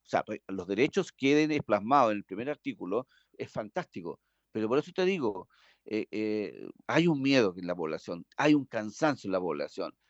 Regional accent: Chile; nosotros como los chilenos

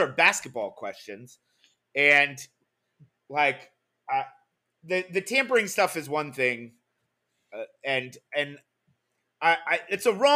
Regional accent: Boston, Massachusetts, United States; I come from Boston

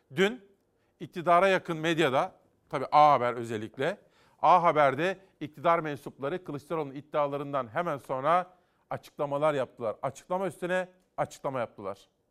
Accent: Simav, Kütahya, Turkey; moved away; benim doğup büyüdüğüm Kütahya, Simav.

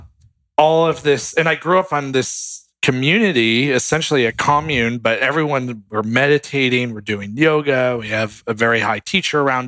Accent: Connecticut, United States; also born or lived in New York / Virginia; now in Los Angeles, United States; the areas that I lived growing up in Connecticut

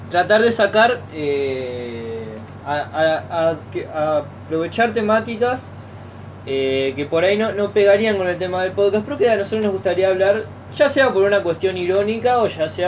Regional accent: Argentina; pero que en realidad tiene un nombre que nos debería llenar de orgullo como argentinos haber producido esa película

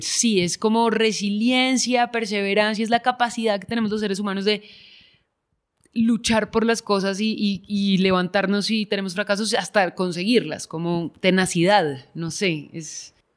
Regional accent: Bogotá, Colombia; yo crecí afuera, en Bogotá

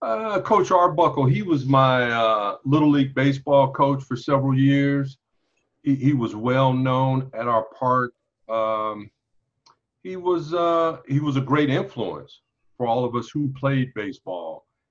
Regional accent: Los Angeles, California, United States; There's only one high school in LA, and that's Dorsey High School.

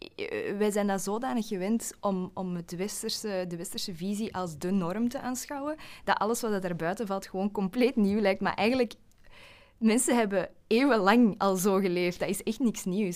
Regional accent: Flanders, Belgium; accent: Flemish; Ik hoop dat mijn Vlaams accent er niet te hard gaat doorkomen.

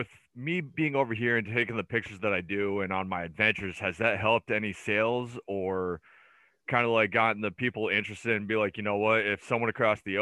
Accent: United States; moved away; also born or lived in Peterborough; me being an American goalie

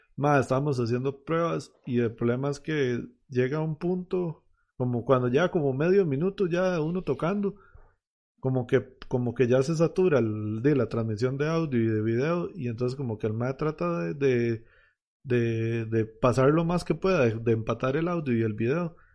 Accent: Heredia, Costa Rica; yo soy de Heredia

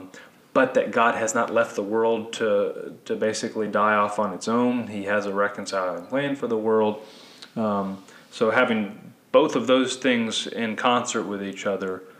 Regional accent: United States; we as American Christians

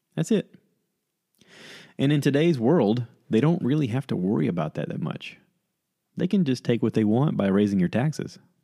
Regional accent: United States

